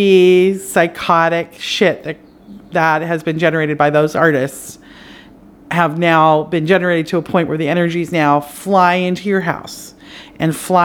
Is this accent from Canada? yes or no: yes; Canada; now in United States; I'm Canadian